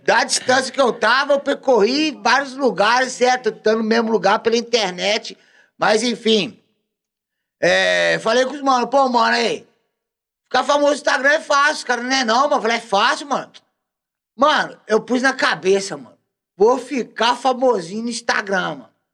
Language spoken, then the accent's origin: Portuguese; Belo Horizonte, Minas Gerais, Brazil; moved away; a minha quebrada, da onde eu vim, da onde eu sou, Praça 15 de Junho, meu escritório, porque meu escritório é na praça, ah. certo? Vila Senhor do Espaço, Complexo da Pedreira Prado Lopes, BH